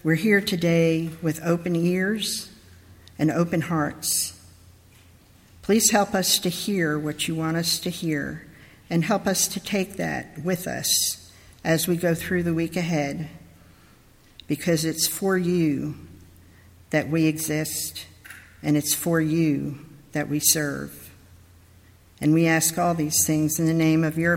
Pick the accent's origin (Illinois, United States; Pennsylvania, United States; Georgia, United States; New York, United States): New York, United States; I'm originally from New York, but I was born in a different place because I'm really a country girl at heart